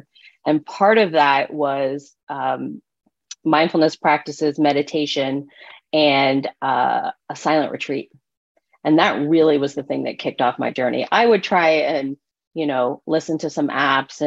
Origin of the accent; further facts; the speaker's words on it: East Coast, United States; moved away as an adult; I'm from the East Coast